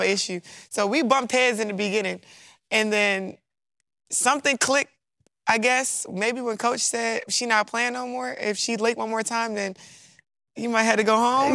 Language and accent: English; Baltimore, Maryland, United States; moved away as an adult; now in Louisiana, United States; I'm from Baltimore